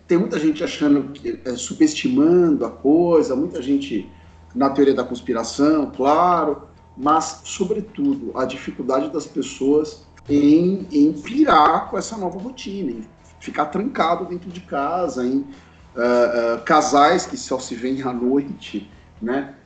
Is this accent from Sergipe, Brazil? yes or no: no; São Bernardo do Campo, São Paulo, Brazil; moved away as an adult; now in São Paulo, Brazil; a gente é de São Bernardo. Nossos pais moram em São Bernardo e nós moramos em São Paulo